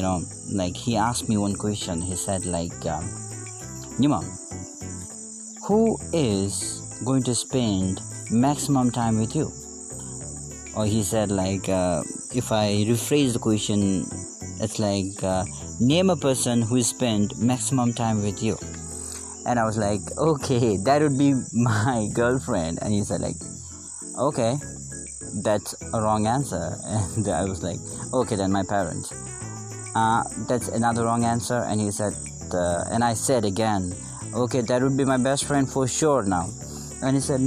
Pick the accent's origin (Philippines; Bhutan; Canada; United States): Bhutan; I'm from Bhutan